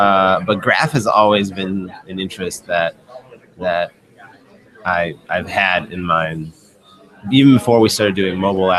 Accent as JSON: {"language": "English", "town": "Chicago", "region": "Illinois", "country": "United States", "said": "So I'm from Chicago."}